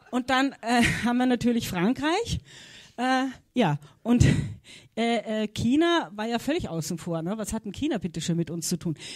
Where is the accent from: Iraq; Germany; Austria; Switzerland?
Austria; Könnte er sein, ich als Österreicherin, gell?